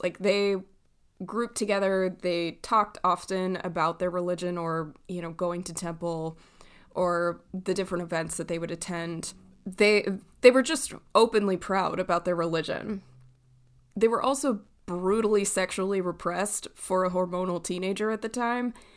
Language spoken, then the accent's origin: English; Southern California, United States; moved away; I grew up in Southern California